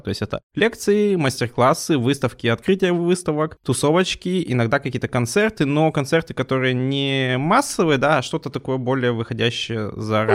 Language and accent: Russian; Urals, Russia; мы сами уральцы